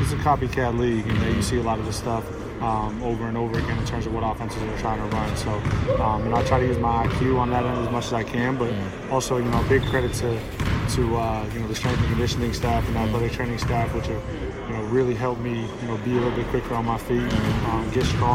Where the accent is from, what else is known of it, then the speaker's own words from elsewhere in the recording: New Hampshire, United States; also born or lived in Maine; I was born in Maine. I'm really from New Hampshire